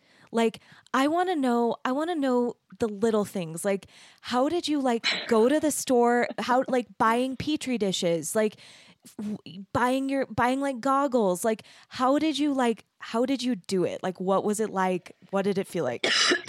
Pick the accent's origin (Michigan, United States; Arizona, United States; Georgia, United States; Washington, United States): Arizona, United States; moved away; also born or lived in Texas; So I grew up in Arizona, which is kind of like underneath California. And then I went to school in Texas in this beautiful little art city, like a tiny little art city in Texas.